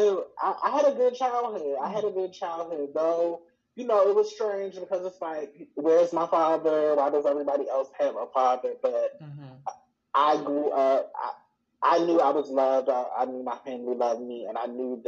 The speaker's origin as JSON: {"language": "English", "town": "Baltimore", "region": "Maryland", "country": "United States", "tie": "born or raised there", "also_born_or_lived": "Columbus, Georgia", "said": "So I am from Baltimore. We moved to Baltimore when I was in the third grade, but I'm from Maryland, mm-hmm. From like the Baltimore, Washington metro area"}